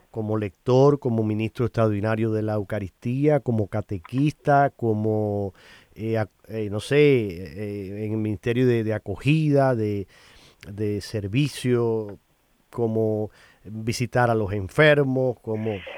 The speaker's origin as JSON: {"language": "Spanish", "country": "Cuba", "lives_now": "United States", "said": "ahora tú y yo somos inmigrantes y vivimos aquí en Estados Unidos y tú vienes de Colombia, yo vengo de Cuba"}